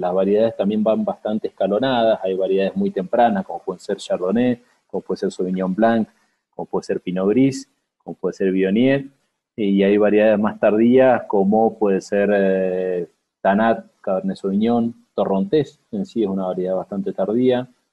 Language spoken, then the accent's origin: Spanish; Mendoza, Argentina; born or raised there; moved away as an adult; also born or lived in San Juan; now in Cafayate, Argentina